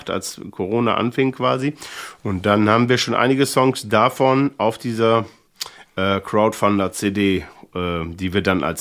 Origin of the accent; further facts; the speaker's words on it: Thine, Lower Saxony, Germany; ich komme ja aus Tine, das ist ja bei äh, Alfhausen oder anders gesagt, Alfhausen ist natürlich bei Tine.